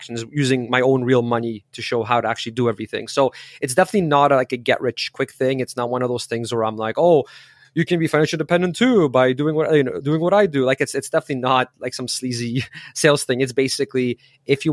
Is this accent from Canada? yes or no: yes; Canada; also born or lived in Poland; I was born in Poland, but I was raised in Canada. So I was 6 when we came here.